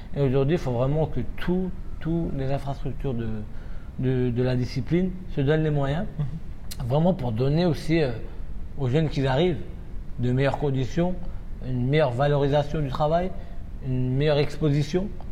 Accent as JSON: {"language": "French", "country": "France", "tie": "born or raised there", "said": "je suis né en France, j'ai été élevé ici et ma formation a été faite ici."}